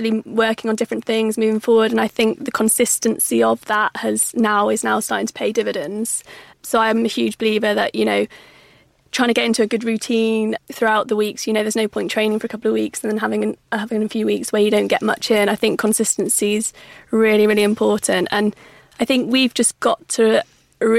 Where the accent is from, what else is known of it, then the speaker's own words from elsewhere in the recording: Cumbria, North West England, United Kingdom; moved away as an adult; also born or lived in Cardiff; I grew up in Cumbria, so I represented Cumbria at all the English schools events